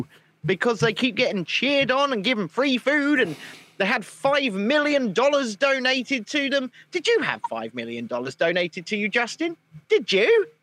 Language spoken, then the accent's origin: English; South Africa; now in United Kingdom; Where are you from? I'm from South Africa, of course.